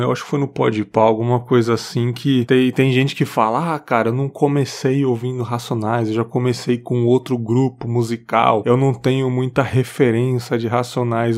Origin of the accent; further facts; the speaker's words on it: São Paulo, Brazil; moved away as an adult; now in Espírito Santo, Brazil; eu nasci ali, eu nasci no, Tatuapé, no hospital é. Tatuapé, é. que tava já é desativado, Cristo Rei ali. E eu fui criado até os sete anos em São Miguel Paulista